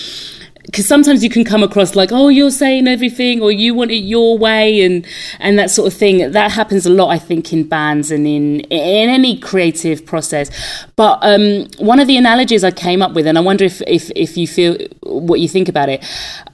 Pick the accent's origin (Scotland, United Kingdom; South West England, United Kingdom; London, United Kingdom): London, United Kingdom; Because I'm from London.